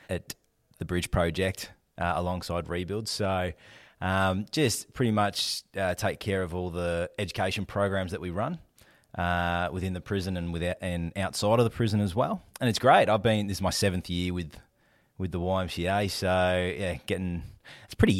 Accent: Melbourne, Victoria, Australia; I'm a Melbourne boy, been here my whole life. So yeah, grew up in the eastern suburbs.

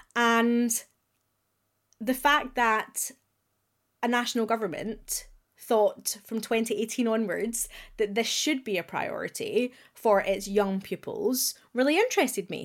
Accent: Glasgow, Scotland, United Kingdom; accent: Glaswegian; as a proud Glaswegian, you will hear that I have retained my accent.

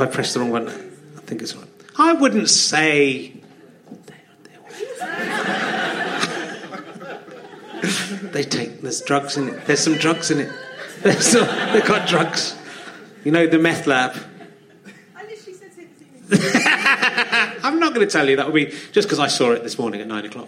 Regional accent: near York, Yorkshire and the Humber, United Kingdom; I was born near York

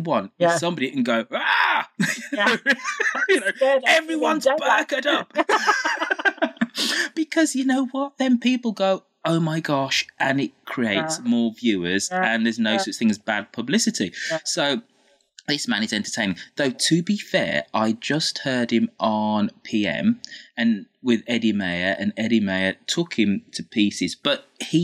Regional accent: Birmingham, West Midlands, United Kingdom; My hometown of Birmingham

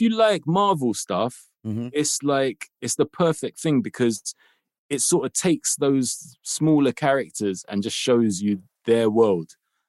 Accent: London, United Kingdom; I grew up in Kilburn.

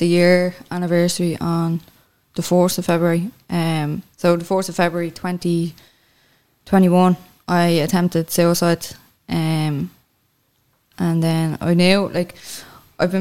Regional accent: Clondalkin, Leinster, Ireland; moved away as an adult; also born or lived in Dublin city centre; now in Dublin, Ireland; I'm originally from Clondalkin, but I'm living in town now

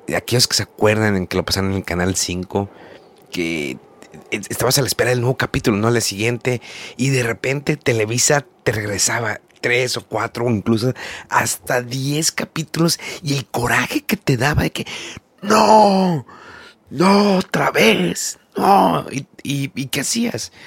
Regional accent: Monterrey, Nuevo León, Mexico; yo soy de Monterrey y en Monterrey queda cerca la, frontera

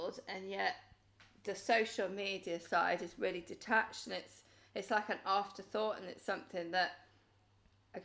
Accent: Wales, United Kingdom; I'm from Wales

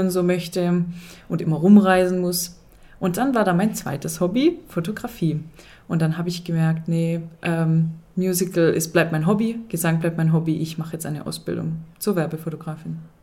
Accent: Swabia, Germany; ich bin Schwabe

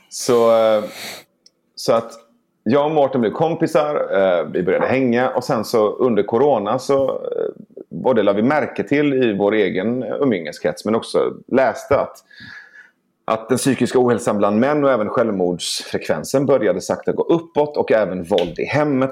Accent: Iran; now in Sweden; jag kommer från Iran

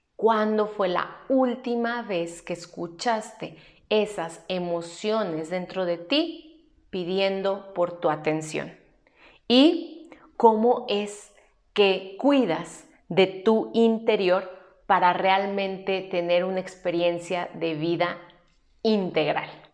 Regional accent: Mexico; aquí en mi país que es México

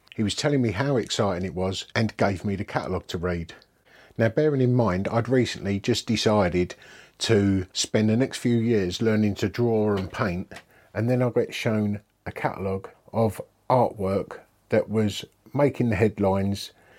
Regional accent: Dagenham, London, United Kingdom; I grew up in Dagenham, Essex.

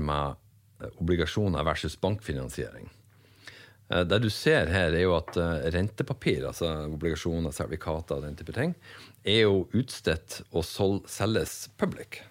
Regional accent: Northern Norway, Norway; accent: Northern Norwegian; moved away; also born or lived in Bergen; jeg er vel nordlending som folk flest hører

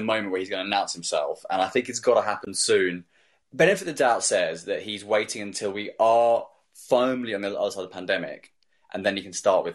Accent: Surrey, South East England, United Kingdom; I'm from Surrey

